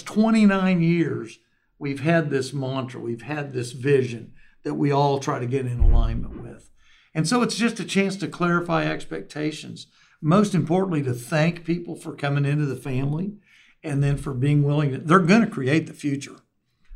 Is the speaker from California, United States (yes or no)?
no; Oklahoma, United States